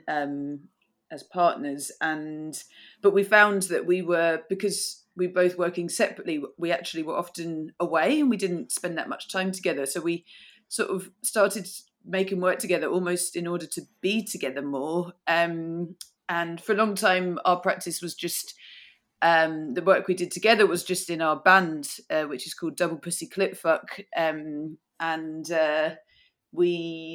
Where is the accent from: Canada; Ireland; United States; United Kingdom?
United Kingdom; south of England; moved away as an adult; now in Glasgow, United Kingdom; I'm not from here. I grew up in the south of England